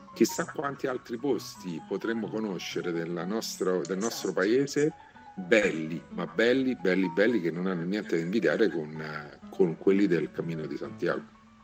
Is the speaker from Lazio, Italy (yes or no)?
yes; Rome, Lazio, Italy; per me che sono romano e vivo a Roma